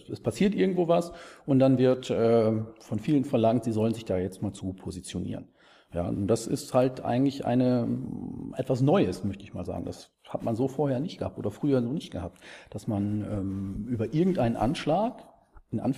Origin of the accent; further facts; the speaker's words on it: East Germany, Germany; Es gibt, ich bin Ossi.